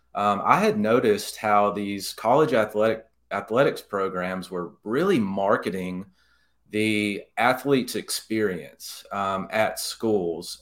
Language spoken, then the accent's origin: English; Jasper, Alabama, United States; moved away as an adult; also born or lived in Mobile, Alabama; now in Birmingham, United States; my dad was actually the executive editor at my hometown newspaper in Jasper, the Daily Mountain Eagle